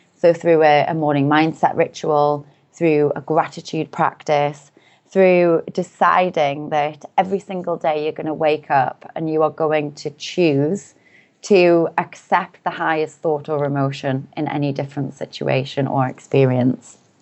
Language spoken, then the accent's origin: English; Newcastle upon Tyne, North East England, United Kingdom; I'm from a relatively small city in the north of the U K called Newcastle upon Tyne. So I grew up there.